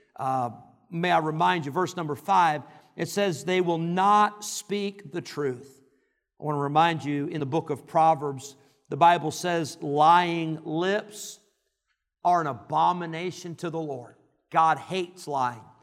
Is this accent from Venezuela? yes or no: no; Rockford, Illinois, United States; growing up in Rockford, Illinois